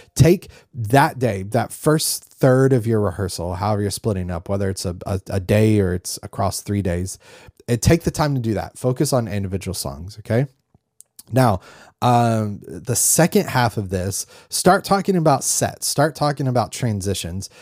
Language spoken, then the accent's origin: English; North Carolina, United States; growing up in North Carolina